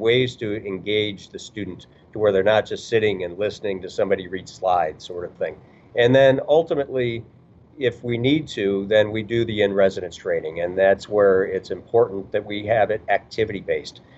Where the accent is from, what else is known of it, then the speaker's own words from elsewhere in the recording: Chicago, Illinois, United States; moved away; also born or lived in rural Kentucky / Indianapolis / Kansas City / Wichita; I grew up in Chicago